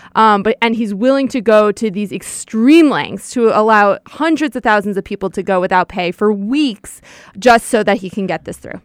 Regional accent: Westchester County, New York, United States; about ten minutes from where I grew up

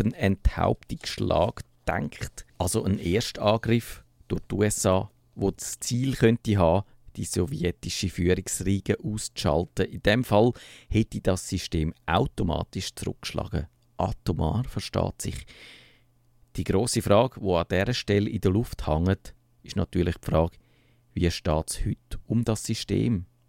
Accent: Switzerland; wir Schweizer

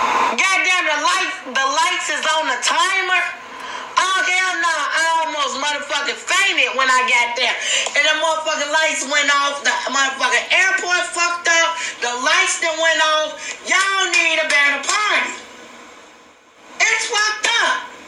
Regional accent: Chicago, Illinois, United States; I'm from the USA. I'm from Chicago, Illinois. You know, I'm a black female.

